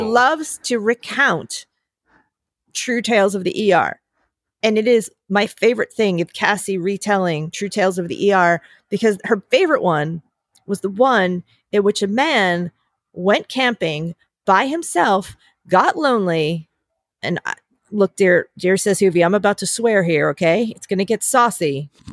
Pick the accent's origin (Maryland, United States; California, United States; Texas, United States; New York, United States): New York, United States; I'm a New Yorker